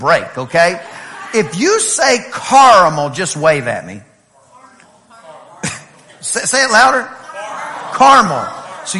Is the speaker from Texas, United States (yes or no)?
yes; East Texas, United States; I am from East Texas